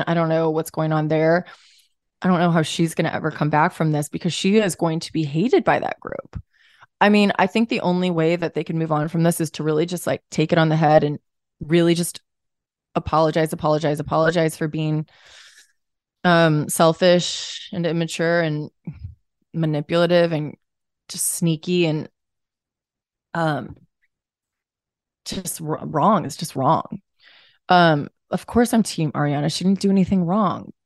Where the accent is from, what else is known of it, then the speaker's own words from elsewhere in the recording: St. Louis, Missouri, United States; we're both from Saint Louis